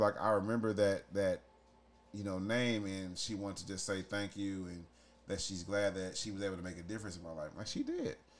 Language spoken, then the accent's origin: English; St. Louis, Missouri, United States; I grew up in St. Louis City schools